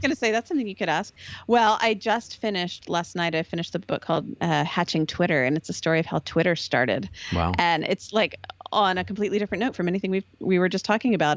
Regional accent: Texas, United States; moved away as an adult; I'm from Texas

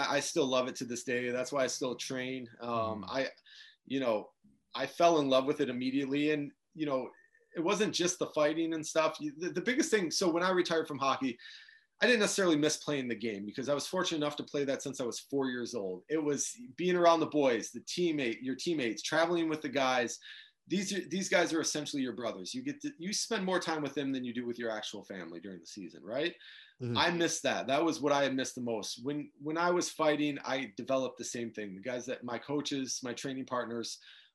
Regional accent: Detroit, Michigan, United States; Growing up in the Detroit area

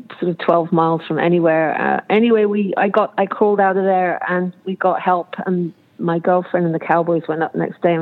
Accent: Cornwall, South West England, United Kingdom; now in Auburn, United States; I come from Cornwall, England, where mainly it's ponies

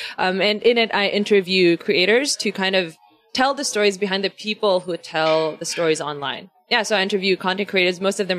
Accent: Philippines; That's literally the first question people ask me when they find out I'm from the Philippines. Like, why don't you have an accent? And I don't know.

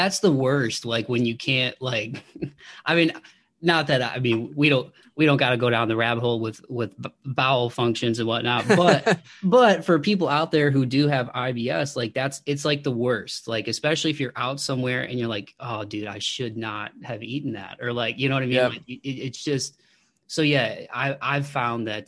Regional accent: Toledo, Ohio, United States; I'm from Toledo, so I grew up about an hour south of Detroit

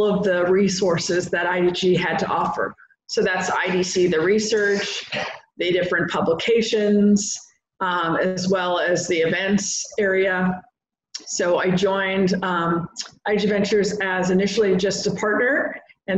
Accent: San Diego, California, United States; moved away as an adult; also born or lived in Seattle, Washington / Bay Area; I'm originally from San Diego. My parents live here.

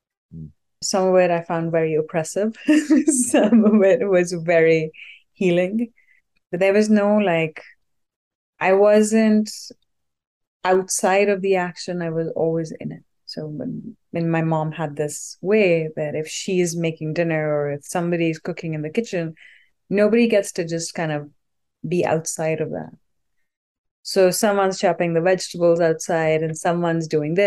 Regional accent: India; also born or lived in Delhi, India / Boston, United States; now in United States; I grew up in the mountains in India, and then we lived in Delhi for a while

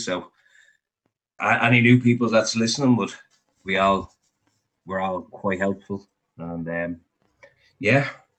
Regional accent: Ireland; I'm from Ireland.

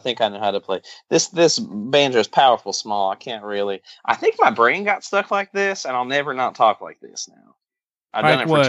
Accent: the South, United States; accent: southern; Country accent when I actually do have a southern accent.

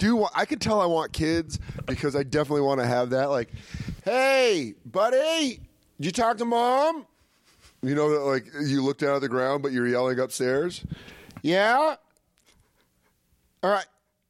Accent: Aurora, Colorado, United States; now in New York, United States; I remember growing up in Colorado

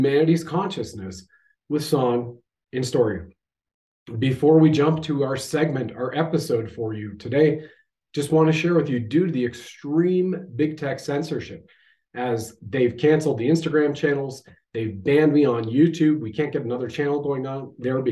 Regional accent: Canada

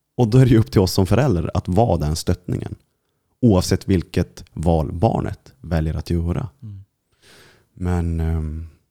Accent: Kiruna, Norrbotten County, Sweden; jag som är från Kiruna, och, och, vi, vi är från Lappland båda två

